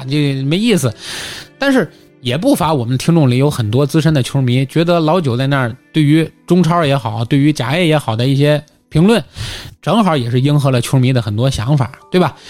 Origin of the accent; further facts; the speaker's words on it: Tianjin, China; accent: Tianjin; 大家其实还能听出来我是一个土生土长的天津人，对吧？无论是我的方言土语，还是我的尾音，都明显是天津人